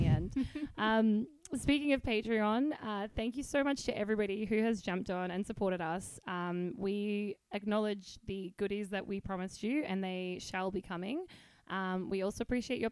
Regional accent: Australia; I'm saying this as an Australian

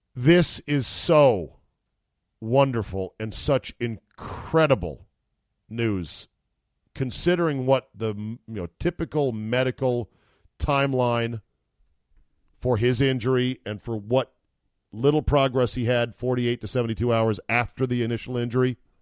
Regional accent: Utica, New York, United States; I'm from Utica

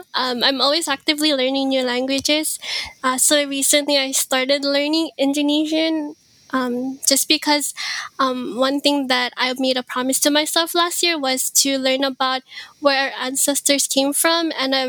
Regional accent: Philippines; first language Ilocano; besides my own native, my mother tongue, which is Ilocano, I'm really actively learning how to speak Pangasinense and Bisaya or Cebuano

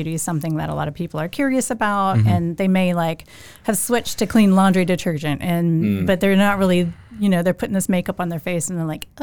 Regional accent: Louisiana, United States; moved away as an adult; also born or lived in Chicago, Illinois / Savannah, Georgia; now in Augusta, United States; I grew up in Louisiana, and I was born in Chicago, but I grew up in Louisiana

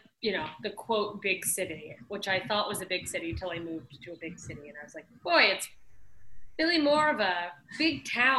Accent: Anchorage, Alaska, United States; moved away as an adult; now in Los Angeles, United States; I grew up in Alaska

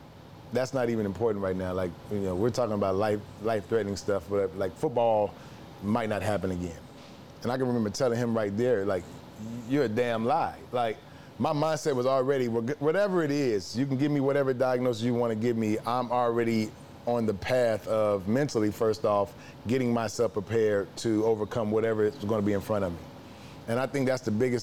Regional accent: Memphis, Tennessee, United States; I'm from Memphis, Tennessee

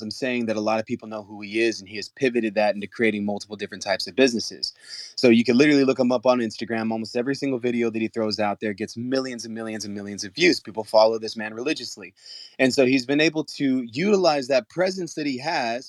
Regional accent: San Antonio, Texas, United States; I'm from San Antonio.

